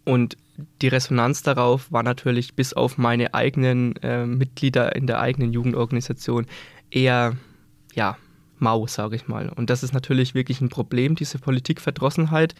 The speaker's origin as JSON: {"language": "German", "town": "Scheßlitz", "region": "Bavaria", "country": "Germany", "tie": "born or raised there", "said": "bei mir zu Hause, äh, ich komme aus Scheslitz"}